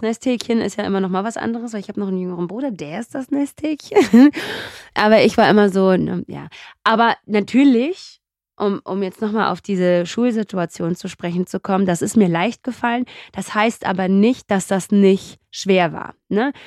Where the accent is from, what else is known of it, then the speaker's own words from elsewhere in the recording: Göppingen, Baden-Württemberg, Germany; also born or lived in Mendefera, Eritrea / Karlsruhe / Ludwigsburg; ich habe im Schwarmland ungefähr, lass mich kurz rechnen, das dürften so 15, 16 Jahre gewesen sein, gelebt. Wir sind ja erst 1982 nach Deutschland gekommen